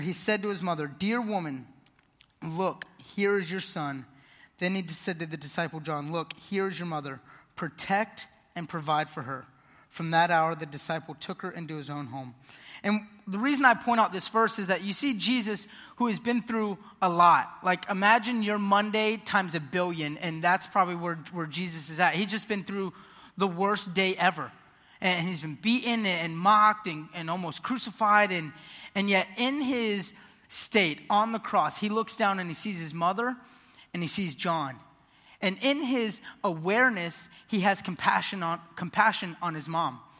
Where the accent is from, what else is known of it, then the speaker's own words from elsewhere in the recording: Ocala, Florida, United States; I was born and raised here in Ocala.